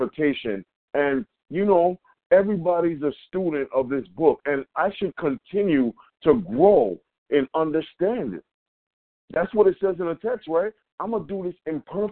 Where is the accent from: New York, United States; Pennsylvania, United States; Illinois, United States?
New York, United States; We're from New York